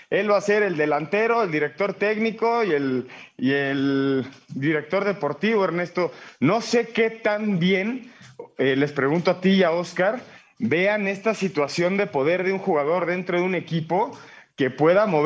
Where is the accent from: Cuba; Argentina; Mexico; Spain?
Mexico; Sí, efectivamente, duele como mexicanos, ¿no?